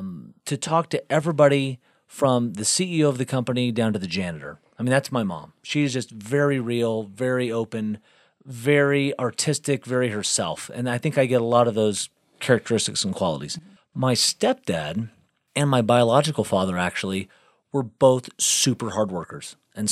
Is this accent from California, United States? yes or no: no; South Bend, Indiana, United States; born there; also born or lived in Galveston; I was born in South Bend, Indiana, and my parents divorced up there. My mom remarried, and they honeymooned down to a place called Galveston, Texas.